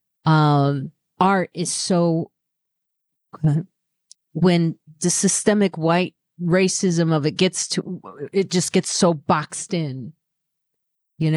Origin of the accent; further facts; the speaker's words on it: Chicago, Illinois, United States; also born or lived in Highland Park, Illinois; I grew up in Highland Park, Illinois, then moved to the south side of Chicago